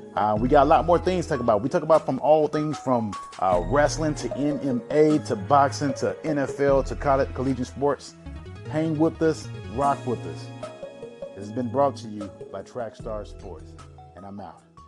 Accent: Birmingham, Alabama, United States; my hometown, Birmingham, Alabama

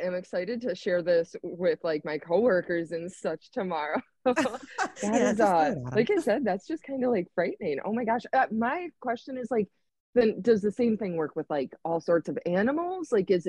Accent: Kewaunee, Wisconsin, United States; I grew up in a very small rural town on Lake Michigan, kind of in the center of the state, a little more north. It's called Kewaunee, Wisconsin. It's in Kewaunee County. And it's like 30 to 40 minutes east of Green Bay.

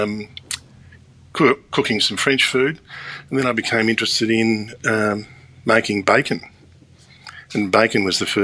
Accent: Australia; I grew up in Australia in the 1960s and 70s.

